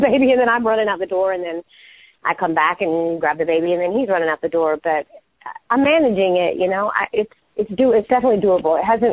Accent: United States; my hometown people, Carolina people

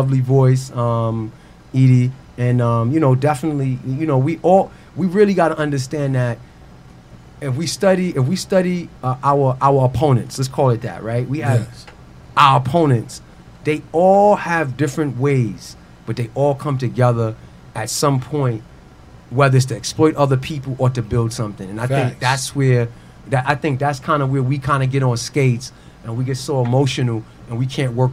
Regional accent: New York City, New York, United States; I'm from Queens.

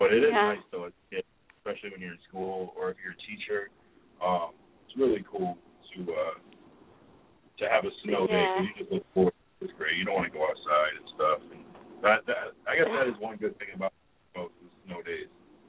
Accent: Springfield, Massachusetts, United States; I remember growing up in Springfield, Mass., and, like, my dad worked at Hartford, so I would kind of follow both.

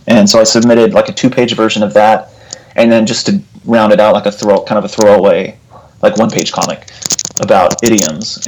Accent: Abilene, Texas, United States; also born or lived in Lubbock, Texas / Austin, Texas; I grew up in Texas. I grew up in Abilene, Texas, okay. and uh, Lubbock, Texas.

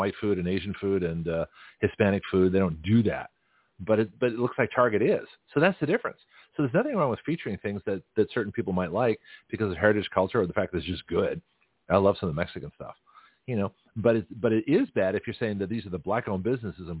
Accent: Canada; now in Milton, United States; As a Canadian

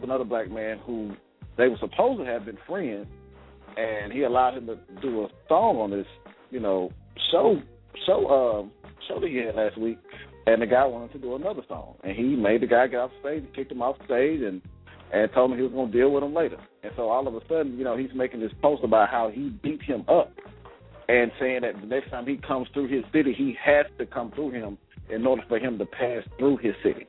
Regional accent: Columbus, Mississippi, United States; my hometown, Columbus, Mississippi

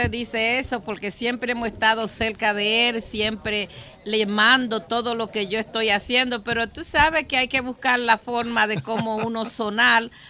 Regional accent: Dominican Republic; moved away; incluyéndome a mí porque soy dominicana

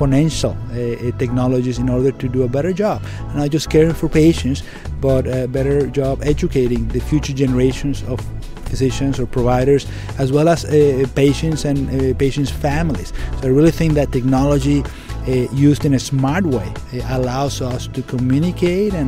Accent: Venezuela; English is a second language; moved away as an adult; also born or lived in Maine, United States; now in United States; I'm Venezuelan. I'm from Venezuela. I grew up, born and grew up in Venezuela, went to med school in Venezuela

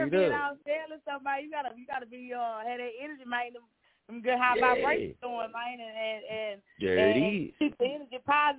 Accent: Arkansas, United States; I'm from Arkansas, man.

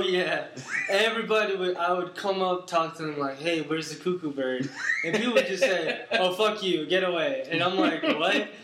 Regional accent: Turkey; also born or lived in New York; I am from Turkey

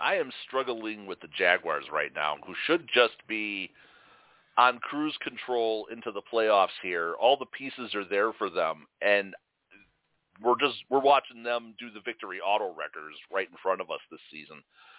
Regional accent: Chicago, Illinois, United States; I grew up in Chicago

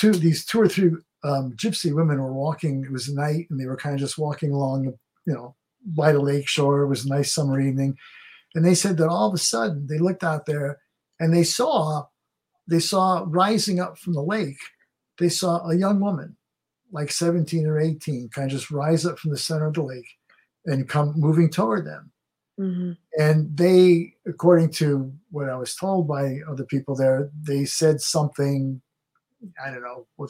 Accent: Connecticut, United States; I grew up in Connecticut

